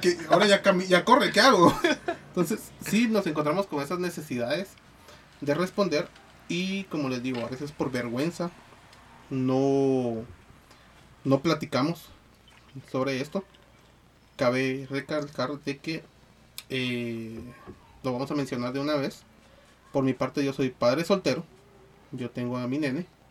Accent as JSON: {"language": "Spanish", "country": "Guatemala", "said": "somos guatemaltecos"}